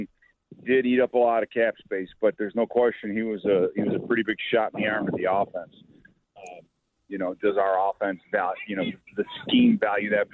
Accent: New Lenox, Illinois, United States; also born or lived in Joliet, Illinois; now in Minnesota, United States; I grew up in New Lenox Township, so I didn't grow up in J-Town like Thayer

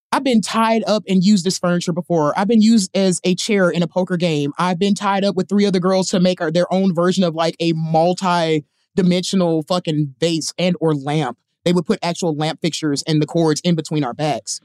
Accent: Mississippi, United States; moved away as an adult; also born or lived in Chicago; I'm from Mississippi

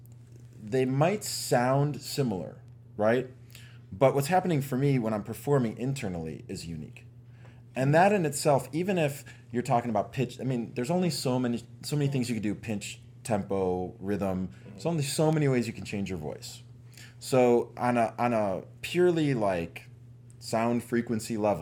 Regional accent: Chicago, Illinois, United States; I grew up in an Italian neighborhood in Chicago

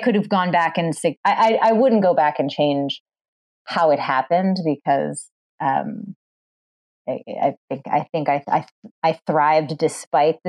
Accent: Massachusetts, United States; I grew up in Massachusetts

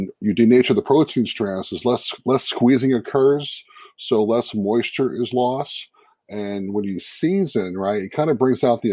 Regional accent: Seattle, Washington, United States; I'm from Seattle, Washington

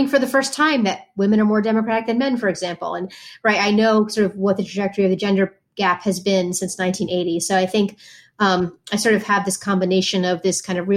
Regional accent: New Haven, Connecticut, United States; I grew up in New Haven, Connecticut

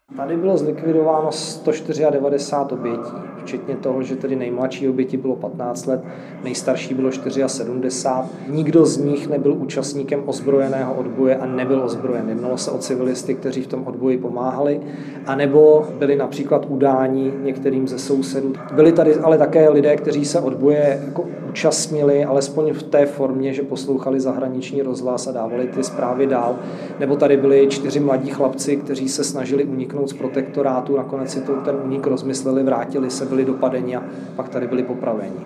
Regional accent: Czechia; jako Češi

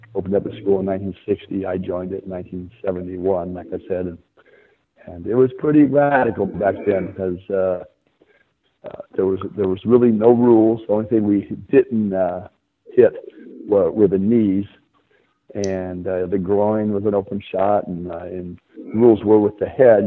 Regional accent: San Diego, California, United States; I grew up in San Diego

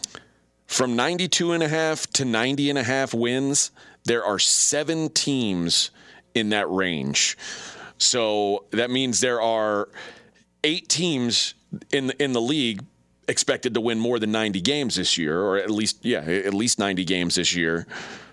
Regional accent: Houston, Texas, United States; I grew up in a very hot town that figured out early you need to have air-conditioned baseball.

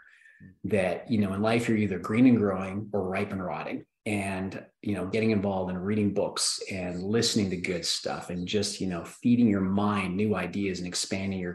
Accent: Canada; I grew up in Canada, there was no toy distribution companies or toy manufacturing companies. I grew up where there's agriculture and oil.

